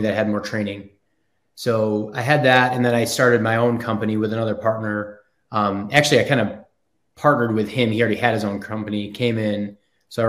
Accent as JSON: {"language": "English", "town": "Buffalo", "region": "New York", "country": "United States", "tie": "born or raised there", "also_born_or_lived": "Frankfurt, Germany", "moved": "as an adult", "lives_now": "Charlotte, United States", "said": "I kind of grew up in Buffalo, New York, and I was born in Frankfurt, Germany"}